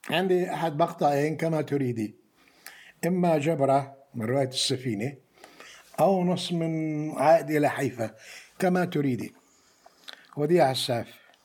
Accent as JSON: {"language": "Arabic", "country": "Palestine", "also_born_or_lived": "France", "moved": "yes", "lives_now": "Jordan", "said": "أنا طالب فلسطيني"}